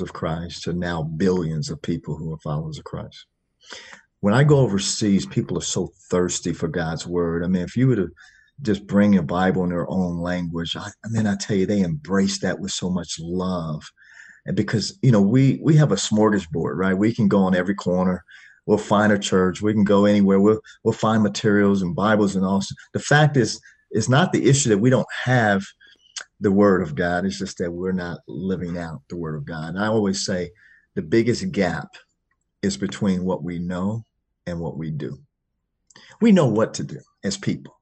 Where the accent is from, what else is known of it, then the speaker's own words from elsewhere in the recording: Chicago, Illinois, United States; I grew up in Chicago, Illinois